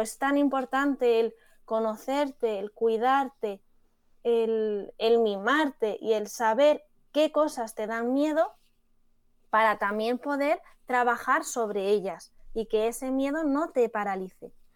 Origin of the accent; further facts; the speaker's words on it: Madrid, Community of Madrid, Spain; yo que soy de Madrid, de la Complutense